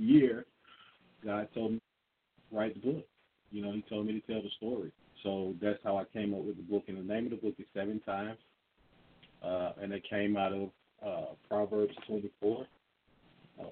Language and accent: English; Atlanta, Georgia, United States; I'm from Atlanta, and I grew up here